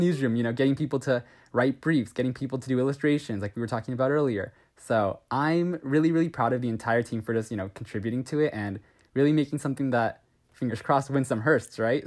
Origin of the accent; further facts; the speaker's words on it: Southern California, United States; I'm from SoCal, I'm like an hour east of L A.